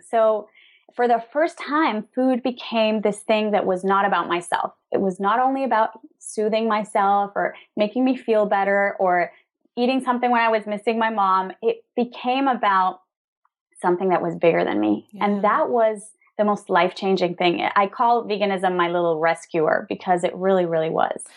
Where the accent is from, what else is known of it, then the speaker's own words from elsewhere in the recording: Venezuela; also born or lived in New York / Spain; now in Madrid, Spain; We're originally from Venezuela, both of us